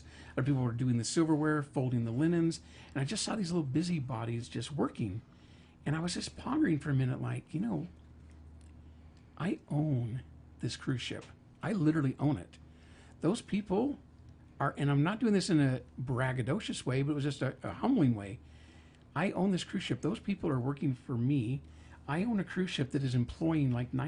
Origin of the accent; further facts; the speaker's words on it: Idaho, United States; I'm from Idaho